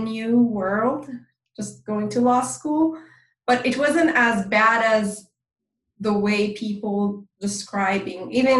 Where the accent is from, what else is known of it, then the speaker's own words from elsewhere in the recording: California, United States; English is a second language; And you know, I'm from Southern California, and in Southern California you have there's a huge Iranian community.